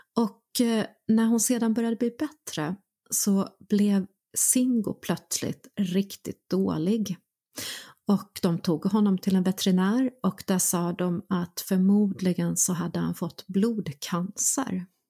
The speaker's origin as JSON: {"language": "Swedish", "region": "North Karelia", "country": "Finland", "tie": "born or raised there", "moved": "yes", "said": "Jag var barn, jag växte upp i norra Karelen eh, finsk-ryska gränsen"}